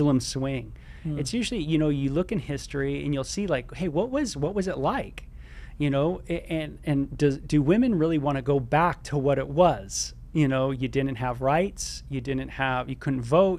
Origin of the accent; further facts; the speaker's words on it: Southern California, United States; growing up in Southern California